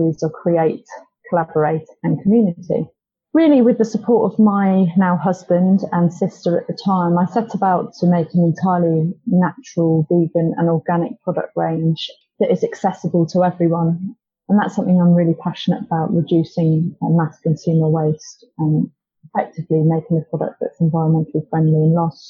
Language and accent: English; Cornwall, South West England, United Kingdom; I grew up in Cornwall